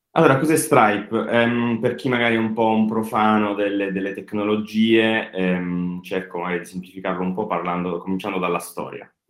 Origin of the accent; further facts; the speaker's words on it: Apulia, Italy; Noi che siamo pugliesi